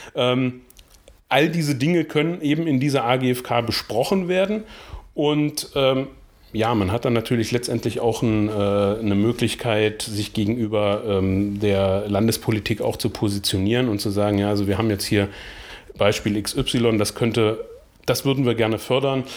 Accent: Blankenburg, Saxony-Anhalt, Germany; weil ich ja gebürtiger Blankenburger bin

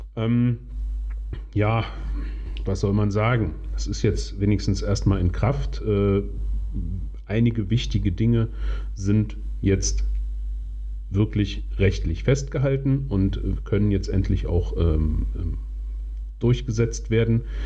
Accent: Magdeburg, Saxony-Anhalt, Germany; in meiner Heimatstadt äh, Magdeburg

